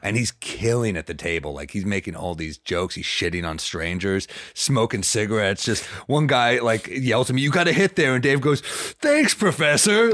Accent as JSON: {"language": "English", "town": "New York City", "region": "New York", "country": "United States", "said": "New York City"}